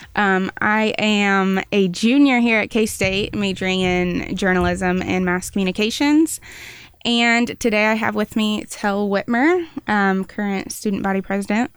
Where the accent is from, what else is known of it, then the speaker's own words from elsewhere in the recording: Wichita, Kansas, United States; moved away as an adult; now in Manhattan, Kansas, United States; I went to a Catholic school. I'm, I'm from Wichita